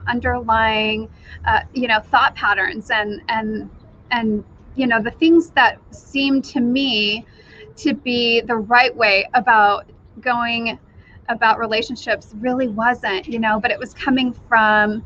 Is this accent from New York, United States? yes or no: no; Wyoming, United States; now in Idaho, United States; I currently live in Idaho. Originally, I grew up in Wyoming, so not too far away from Idaho